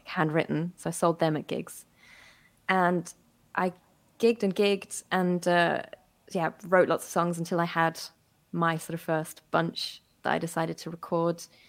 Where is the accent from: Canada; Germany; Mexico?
Germany; Berlin; moved away as an adult; also born or lived in West Midlands; now in United Kingdom; I grew up in Berlin. Um, well, mostly in Berlin, a little bit of time in the West Midlands